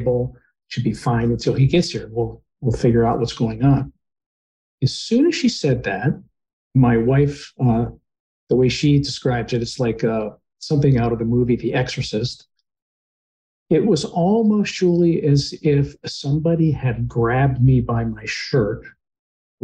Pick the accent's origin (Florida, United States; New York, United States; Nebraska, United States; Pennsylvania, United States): Pennsylvania, United States; Pittsburgh; now in Charlotte, United States; I'm originally from Pittsburgh, PA, and I live in Charlotte, North Carolina now